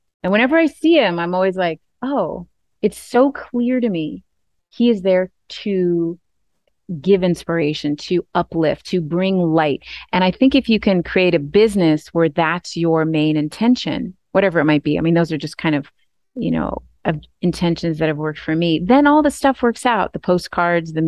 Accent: Maine, United States; I'm from Maine. I'm from the East Coast.

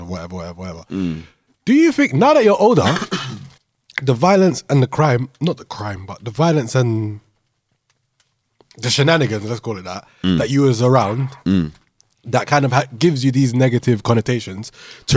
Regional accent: London, United Kingdom; we grew up in London

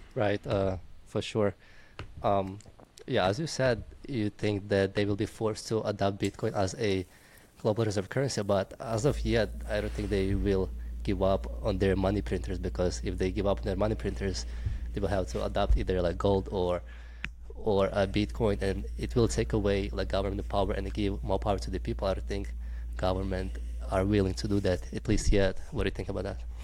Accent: Ukraine; I'm, I'm from Ukraine

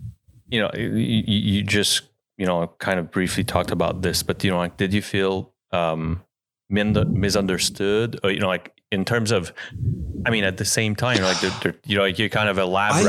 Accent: California, United States; born or raised there; now in Utah, United States

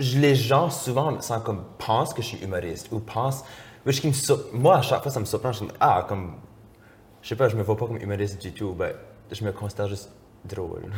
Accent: Moncton, New Brunswick, Canada; now in Quebec City, Canada; je viens de Moncton, au Nouveau-Brunswick, qui est une, région acadienne

